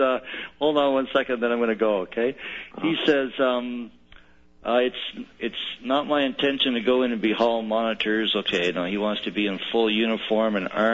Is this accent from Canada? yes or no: yes; Canada; I'm a Canadian